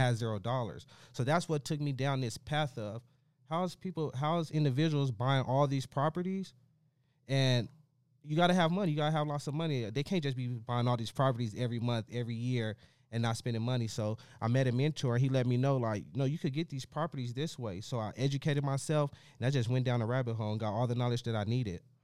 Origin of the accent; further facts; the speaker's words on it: Las Vegas, Nevada, United States; I come from West Las Vegas. I come from the urban area, the inner city